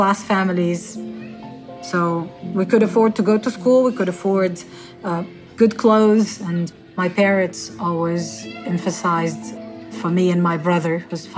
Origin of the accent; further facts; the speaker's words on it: Tunis, Tunis Governorate, Tunisia; I grew up in Tunis, the capital, in this place called Bardo, which is where the parliament is.